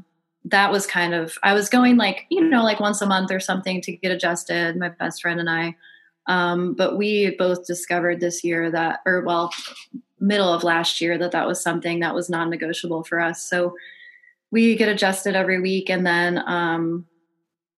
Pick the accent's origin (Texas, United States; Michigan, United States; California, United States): Michigan, United States; now in Georgia, United States; I grew up in Michigan